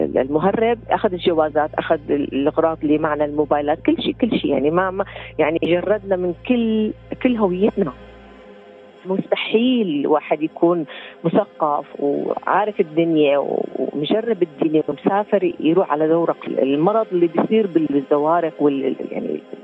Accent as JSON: {"language": "Arabic", "country": "Syria", "also_born_or_lived": "Lebanon / Bali, Indonesia", "moved": "as an adult"}